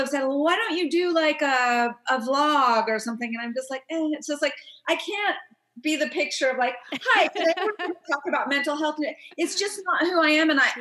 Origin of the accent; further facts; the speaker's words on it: Southern California, United States; also born or lived in Orange County / Fullerton / Hollywood / New York; now in Joshua Tree, United States; I'm a California native, born in California, raised in Southern California.